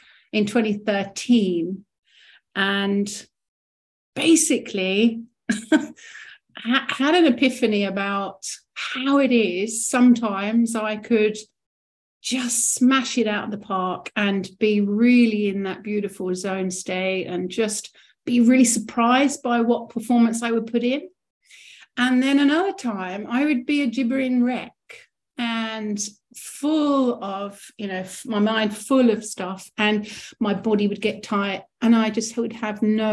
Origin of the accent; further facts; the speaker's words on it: Rochester, South East England, United Kingdom; I'm from Kent, Rochester originally, which is just south of London